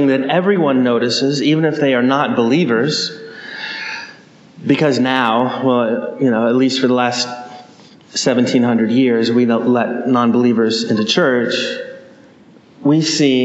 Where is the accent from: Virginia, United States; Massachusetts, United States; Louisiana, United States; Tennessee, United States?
Virginia, United States; Annandale; I grew up in Annandale, outer Beltway Annandale, I should be specific, right behind Fairfax Hospital